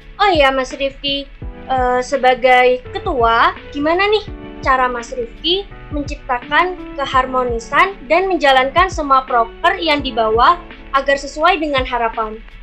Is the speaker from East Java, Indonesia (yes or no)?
yes; Jember, East Java, Indonesia; Aku asli dari kota Jember